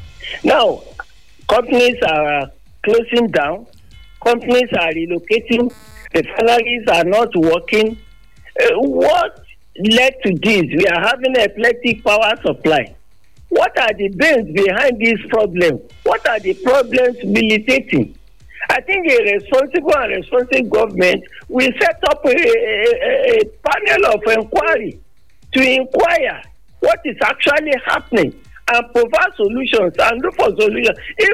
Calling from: Nigeria; Yes, I am … from United Towns of Ayeto.

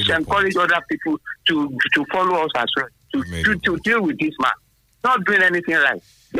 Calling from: Abeokuta, Ogun State, Nigeria; from Abeokuta.

